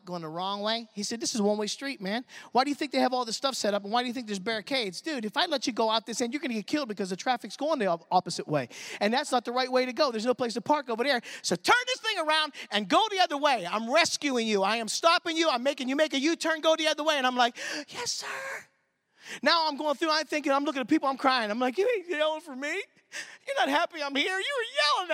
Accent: Michigan, United States; I'm from Michigan

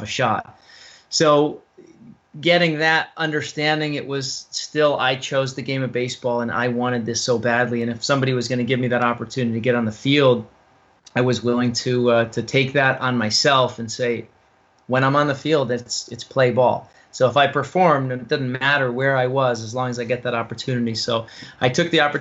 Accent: Guilford, Connecticut, United States; moved away as an adult; also born or lived in North Carolina; I grew up in Guilford, Connecticut

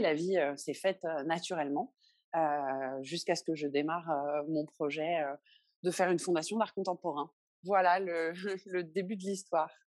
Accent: Paris, Île-de-France, France; moved away as an adult; now in Benin; je suis née en 1982 à Paris

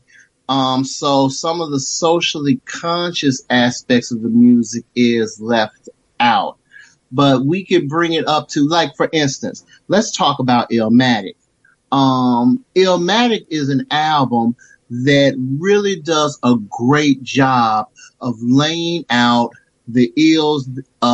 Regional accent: Memphis, Tennessee, United States; I'm from Memphis, Tennessee

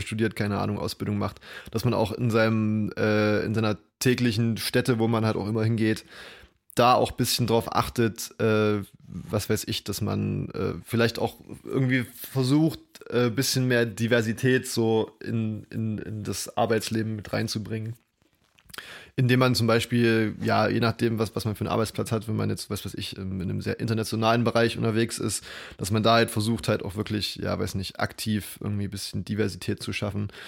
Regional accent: East Germany, Germany; bei uns in Ostdeutschland

